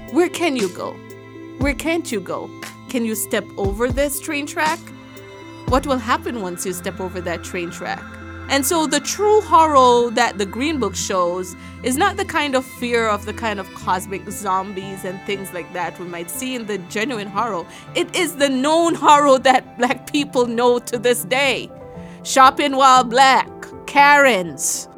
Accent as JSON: {"language": "English", "country": "Jamaica", "tie": "born or raised there", "moved": "yes", "lives_now": "United States", "said": "growing up in Jamaica"}